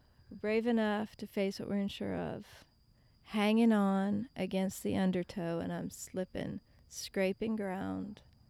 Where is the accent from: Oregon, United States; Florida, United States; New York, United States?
Florida, United States; Apopka; also born or lived in Lakeland, Florida; I was a kid from Apopka